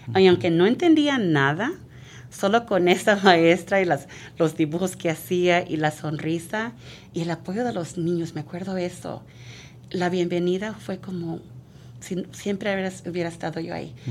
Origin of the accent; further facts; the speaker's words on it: San Mateo, California, United States; Yo fui aquí, de este distrito, fui, vine a Laurel Elementary